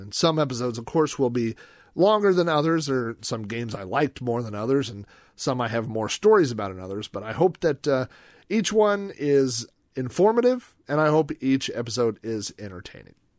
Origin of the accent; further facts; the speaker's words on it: Yukon, Oklahoma, United States; my hometown of Yukon, Oklahoma, population twenty thousand